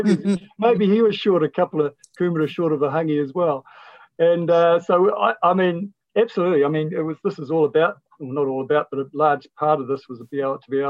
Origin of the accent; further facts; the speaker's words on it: Whakatane, Bay of Plenty, New Zealand; I was raised in Whakatane